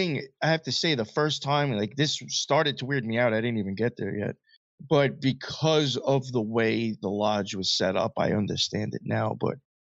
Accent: Long Island, New York, United States; also born or lived in Queens, New York; I grew up out in Long Island most of my life. And now I'm in Queens

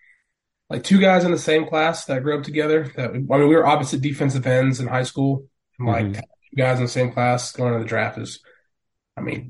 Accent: Tulsa, Oklahoma, United States; moved away as an adult; Tulsa. Born and raised in Tulsa. Stayed there my whole life until I went to college.

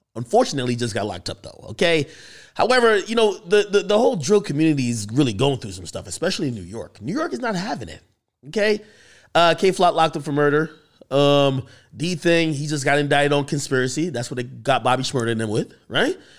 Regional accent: Jamaica; moved away; I grew up in Jamaica

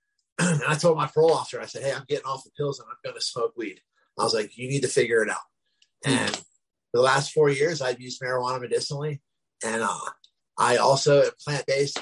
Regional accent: Glassboro, New Jersey, United States; I was the first homeless person in my hometown, Glassboro, New Jersey

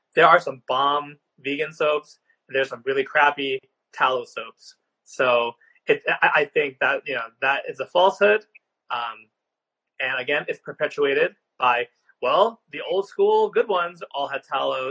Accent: Long Island, New York, United States; when I grew up in Long Island, New York

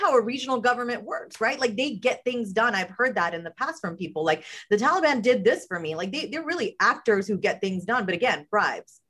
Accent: United States; I'm I'm born and raised on American soil

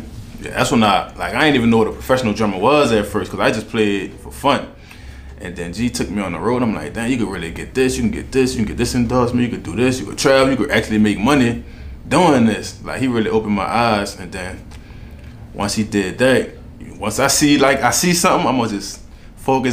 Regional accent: Marrero, Louisiana, United States; accent: New Orleans; From the West Bank, West Side, Marrero, Harvey. That's where I grew up at.

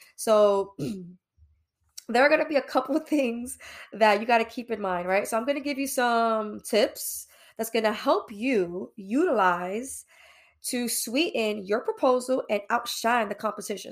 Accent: New York City, New York, United States; now in New Jersey, United States; locally based in New Jersey, born and raised in New York, East New York, Brooklyn

